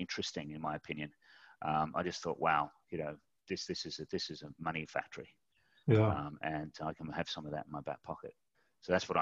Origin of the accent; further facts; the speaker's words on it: Mudgee, New South Wales, Australia; moved away as an adult; also born or lived in Tunbridge Wells; I left Mudgee, went to a place called Tunbridge Wells